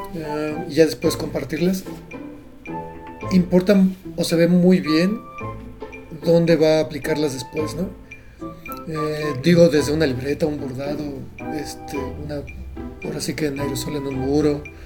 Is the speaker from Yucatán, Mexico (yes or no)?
yes; Mérida, Yucatán, Mexico; now in Mexico City, Mexico; soy de Mérida, soy yucateco